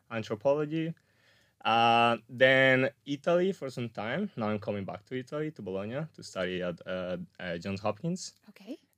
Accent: Colombia; English is a second language; also born or lived in Spain / New Zealand / Australia / Portugal; So, well, first of all, like I'm Colombian, but I'm also Spanish.

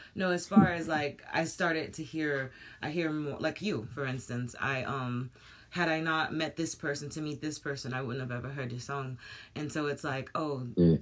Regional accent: United States; moved away; I'm American

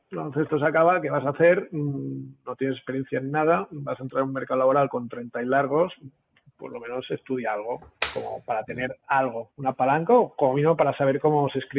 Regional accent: Catalonia, Spain; siempre soy catalán

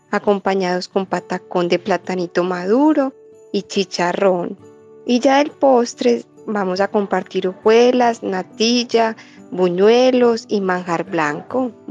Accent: Medellín, Antioquia, Colombia; Muy buenas tardes … soy de Antioquia, de Medellín

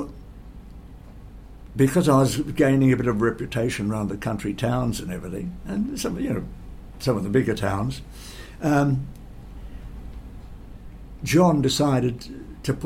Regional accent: Geelong, Victoria, Australia; I would travel back home to Geelong

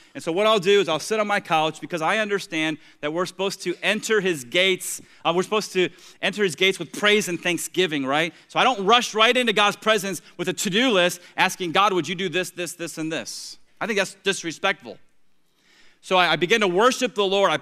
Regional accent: Tampa, Florida, United States; now in Treasure Coast, Florida, United States; I grew up in Tampa

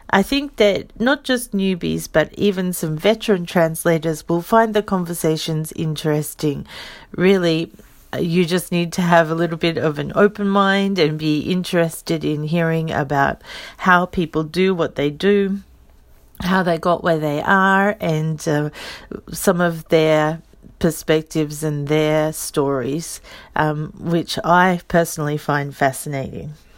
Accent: Australia; moved away as an adult; now in Saitama, Japan; I'm an Australian. I live in Saitama. I've been in Japan for a little over sixteen years.

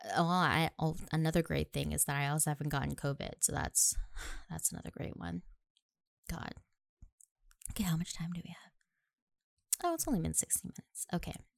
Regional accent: Nanakuli, Hawaii, United States; moved away as an adult; now in Pearl City, United States; I was born and raised on the west side of Oahu, graduated from Nanakuli High and Intermediate School

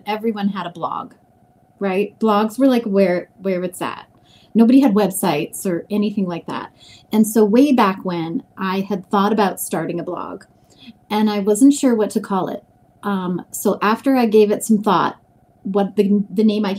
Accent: Grand Forks, North Dakota, United States; moved away as an adult; I grew up in North Dakota, Grand Forks, North Dakota

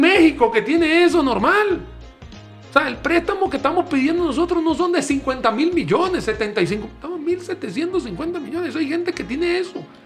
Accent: Venezuela; now in Costa Rica; En mi país natal, Venezuela

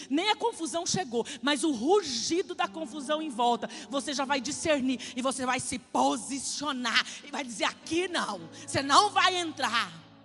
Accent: Pedro Gomes, Mato Grosso do Sul, Brazil; moved away; Que eu, eu, eu, vim lá de Pedro Gomes

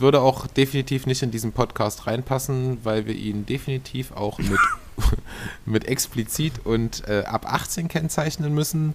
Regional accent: Saxony-Anhalt, Germany; hier bei uns in Sachsen-Anhalt

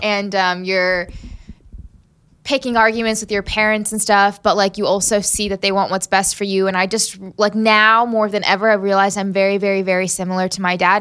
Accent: Southern Maryland, United States; also born or lived in Huntington, West Virginia / Selma, Alabama / Birmingham, Alabama; Southern Maryland. And that's where I grew up

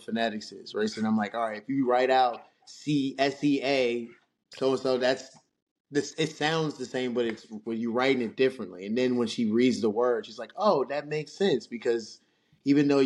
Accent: Lanham, Maryland, United States; also born or lived in Baltimore County, Maryland; I grew up in Lanham, like, PG County. I went to school in Lanham. And then I moved to Baltimore County

